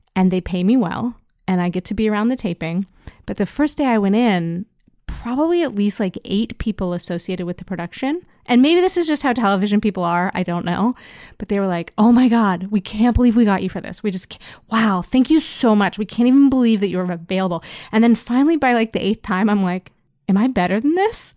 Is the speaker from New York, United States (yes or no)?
yes; Endicott, New York, United States; also born or lived in Montreal; now in Toronto, Canada; I'm from Endicott, which is a small town in upstate New